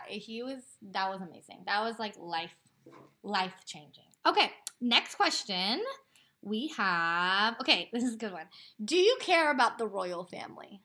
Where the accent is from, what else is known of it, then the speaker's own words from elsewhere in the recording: Portland, United States; We're from Portland